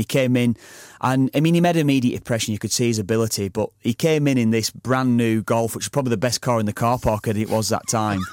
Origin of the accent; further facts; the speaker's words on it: Preston, North West England, United Kingdom; my hometown club, Preston